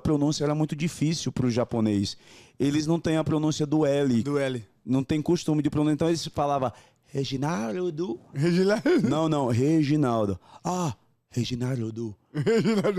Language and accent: Portuguese; Northeast Region, Brazil; moved away as an adult; also born or lived in Japan; now in São Paulo, Brazil; Eu sou nordestino da cabeça grande